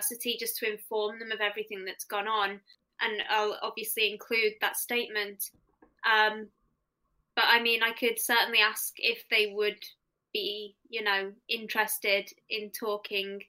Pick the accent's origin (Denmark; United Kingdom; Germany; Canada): United Kingdom; we're too British